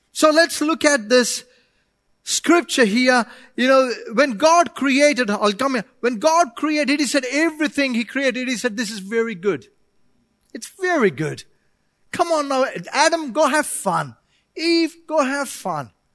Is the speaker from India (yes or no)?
yes; India; moved away; I come from India